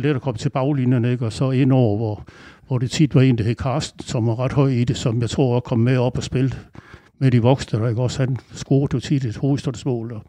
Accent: Aarhus, Central Denmark Region, Denmark; moved away as an adult; now in Langeland, Denmark; jeg er opvokset i Aarhus

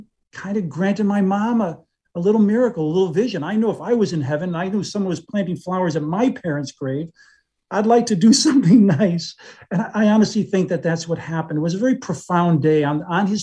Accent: Waterbury, Connecticut, United States; also born or lived in Thomaston, Connecticut; I'm from Waterbury, but actually moved to the next town, Thomaston.

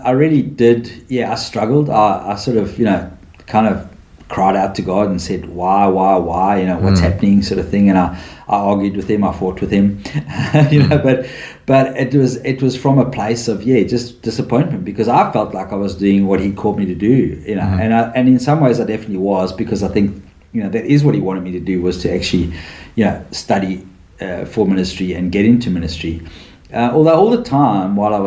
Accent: South Africa; moved away as an adult; now in Australia; I'm from South Africa

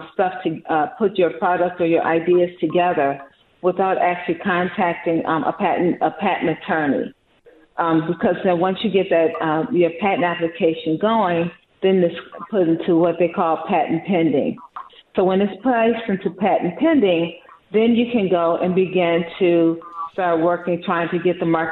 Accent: Chicago, Illinois, United States; I'm from Chicago

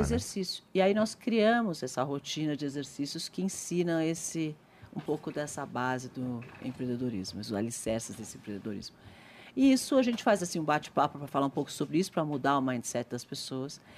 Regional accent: Brazil; Eu sou brasileira, adoro o Brasil. Sou muito patriota

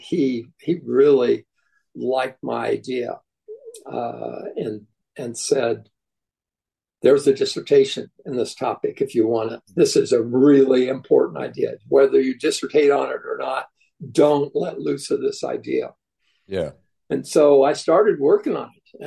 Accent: Kansas, United States; I grew up in in Kansas

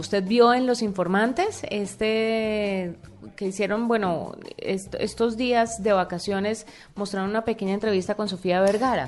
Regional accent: Colombia; siendo uno colombiano

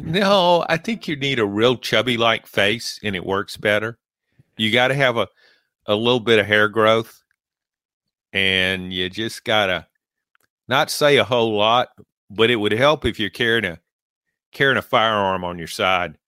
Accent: Louisiana, United States; I grew up in Louisiana

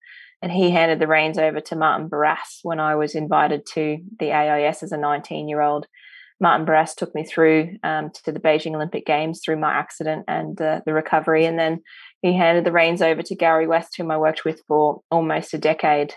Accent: Middlemount, Queensland, Australia; also born or lived in Blackwater, Queensland; I grew up in a small coal mining town called Middlemount in central Queensland, and I was born in the regional hospital out at Blackwater

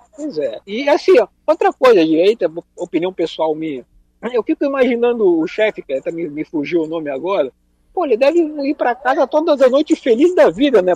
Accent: Rio Grande do Sul, Brazil; eu como gaúcho

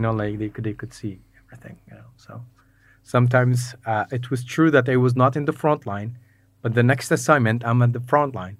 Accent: Mosul, Nineveh, Iraq; growing up in Mosul

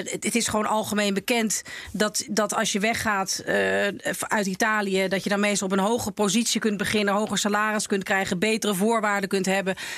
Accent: Laren, North Holland, Netherlands; now in Amsterdam, Netherlands; waar ik ben opgegroeid, in Laren

